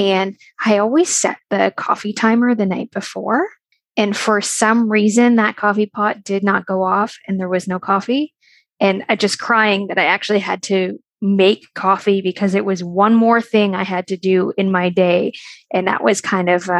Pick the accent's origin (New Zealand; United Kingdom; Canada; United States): Canada; I am from Canada and I live in Ontario